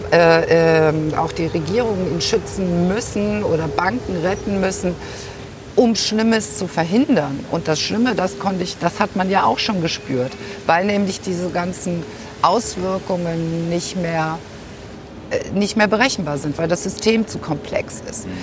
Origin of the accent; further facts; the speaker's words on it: Saarland, Germany; moved away as an adult; also born or lived in Berlin; now in Hamburg, Germany; ursprünglich komme ich aus dem Saarland